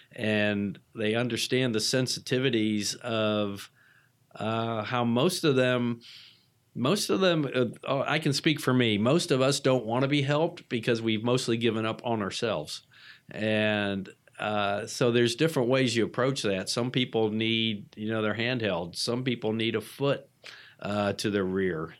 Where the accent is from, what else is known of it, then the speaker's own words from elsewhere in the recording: Atlanta, Georgia, United States; I'm from Atlanta, so I was a locally based patient.